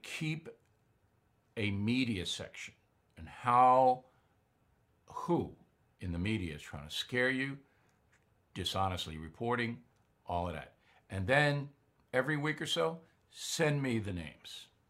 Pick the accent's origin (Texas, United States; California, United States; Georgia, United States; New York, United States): New York, United States; Long Island; in my hometown on Long Island